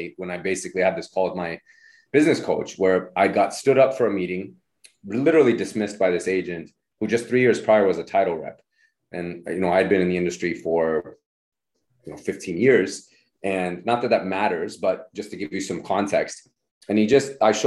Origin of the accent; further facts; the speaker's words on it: Nevada, United States; also born or lived in Reno; now in San Francisco, United States; I'm from Nevada originally